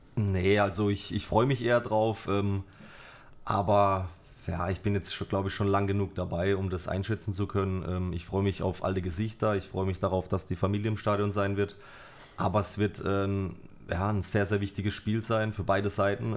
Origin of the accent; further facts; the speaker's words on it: Karlsruhe, Baden-Württemberg, Germany; also born or lived in Germersheim; ich bin äh, in Germersheim geboren, bin dann mit zwei oder drei Jahren, ähm, also meine Eltern haben mich mitgenommen nach Karlsruhe, Studensee, Blankenloch, mhm. bin dann da groß geworden